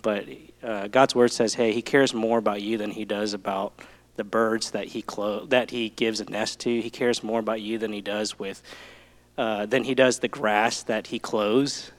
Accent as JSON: {"language": "English", "region": "Southeast Texas", "country": "United States", "tie": "born or raised there", "said": "I'm from Texas, uh, born in Southeast Texas"}